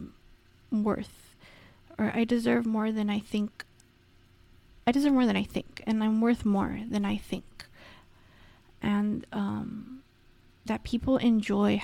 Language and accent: English; Los Angeles, California, United States; accent: Valley girl; I am literally from the San Fernando Valley. I'm like totally a Valley girl